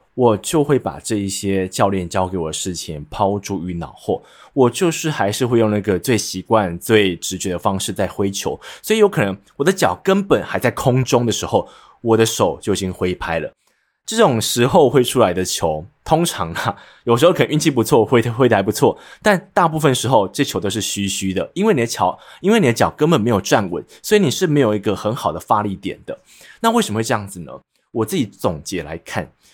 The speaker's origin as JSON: {"language": "Chinese", "region": "central Taiwan", "country": "Taiwan", "accent": "central Taiwan accent", "said": "所以像是我会有点中部腔，就是因为我是中部人"}